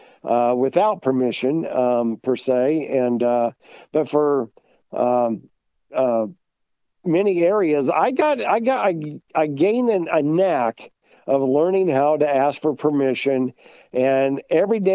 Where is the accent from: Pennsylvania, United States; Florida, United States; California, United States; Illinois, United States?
Illinois, United States; West Central Illinois near Quincy, United States; moved away as an adult; also born or lived in Virginia / Wisconsin / Iowa / Kentucky; now in North Carolina, United States; Growing up in West Central Illinois near Quincy